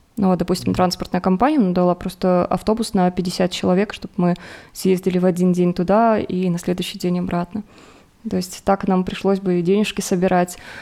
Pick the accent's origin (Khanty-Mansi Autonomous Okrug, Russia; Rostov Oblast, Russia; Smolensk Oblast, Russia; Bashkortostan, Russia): Rostov Oblast, Russia; Rostov-on-Don; moved away as an adult; now in Armenia; я из Ростова, с юга